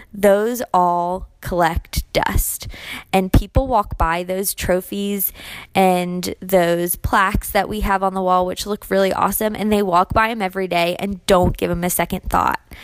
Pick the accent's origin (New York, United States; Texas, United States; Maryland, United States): Maryland, United States; also born or lived in Germany; I spent my entire life growing up in Maryland